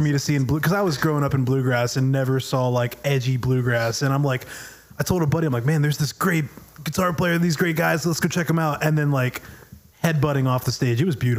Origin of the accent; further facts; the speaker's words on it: North Carolina, United States; moved away; I'm from North Carolina